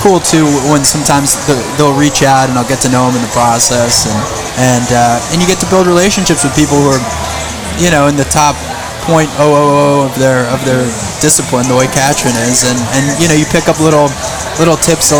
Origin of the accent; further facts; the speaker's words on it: Long Island, New York, United States; moved away as an adult; now in Boston, United States; I grew up on Long Island.